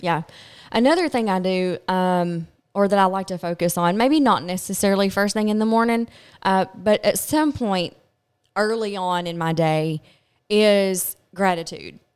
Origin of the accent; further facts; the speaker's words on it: Glasgow, Kentucky, United States; I'm from Glasgow, Kentucky